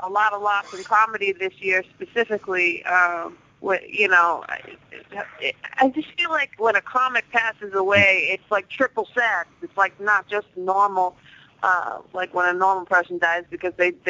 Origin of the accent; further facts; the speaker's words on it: Boston, Massachusetts, United States; also born or lived in New York / New Jersey; I'm from Boston